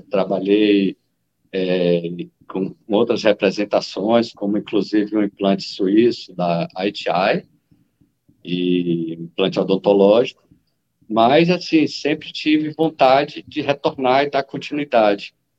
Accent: Salvador, Bahia, Brazil; moved away as an adult; now in Vale do Jequitinhonha, Brazil; Eu, na verdade, fui é, criado em Salvador, nasci em Salvador

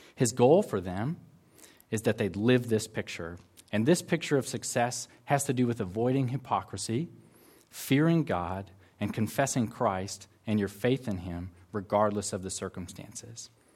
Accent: United States; now in Auckland, New Zealand; I'm from the extreme southern part of Canada, also known as the United States of America.

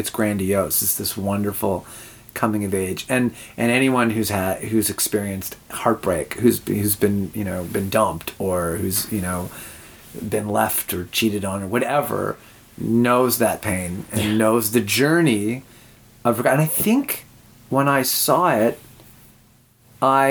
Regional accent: Winnipeg, Manitoba, Canada; moved away as an adult; also born or lived in Toronto; I'm born and raised in Winnipeg.

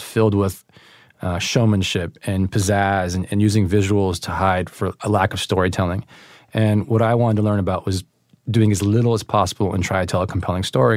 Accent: East Bay, Northern California, United States; also born or lived in Oakland; I'm from the East Bay, um, but I've lived all around the Bay Area, moved every couple of years

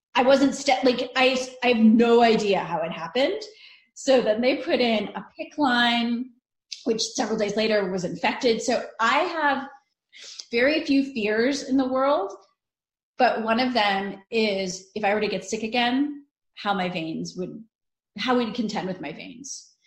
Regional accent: northern Italy, Italy; moved away; I'm Italian. We're Northern Italian. I mean, like I was born in Italy, so I never really ate frozen mac and cheese

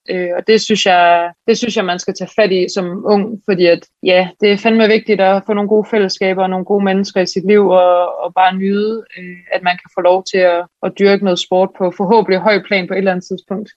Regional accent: Aarhus, Central Denmark Region, Denmark; moved away as an adult; also born or lived in Switzerland; now in Copenhagen, Denmark; jeg kommer oprindeligt, jeg er fra Aarhus

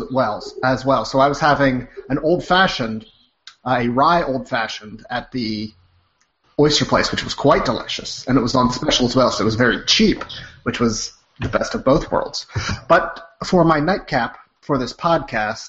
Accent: Midwest, United States; moved away; we're from the Midwest

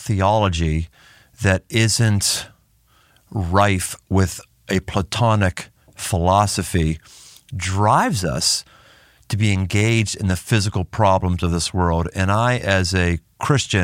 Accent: United States; As an American

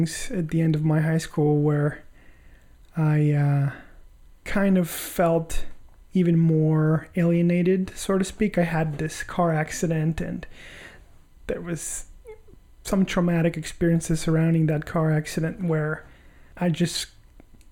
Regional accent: Tegucigalpa, Francisco Morazán, Honduras; I was originally born and raised in Honduras, Tegucigalpa.

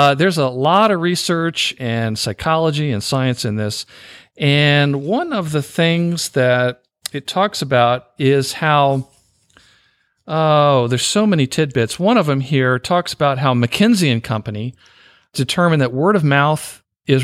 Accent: the South, United States; I'm a Southerner

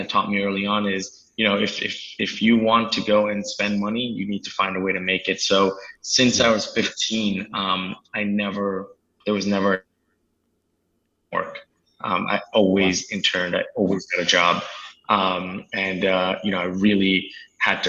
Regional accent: New Jersey, United States; also born or lived in India; Grew up in New Jersey, and I've been here kind of my whole life. I was actually born in India, but I came here extremely young

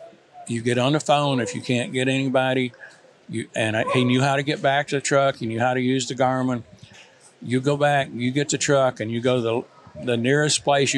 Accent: Illinois, United States; also born or lived in Mississippi; And my dad moved up there in 1953 and went to work at Caterpillar. So I spent my growing up years in Illinois.

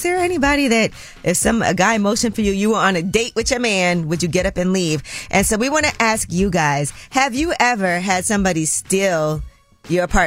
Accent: New York City, New York, United States; I'm from Brooklyn, as … is

